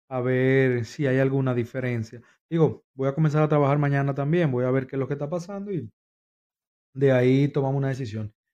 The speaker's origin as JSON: {"language": "Spanish", "region": "New York", "country": "United States", "said": "Yo vengo de Nueva York, ahora trabajo en la Florida."}